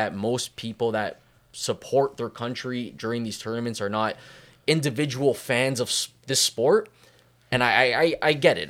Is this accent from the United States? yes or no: no; Canada; growing up in Canada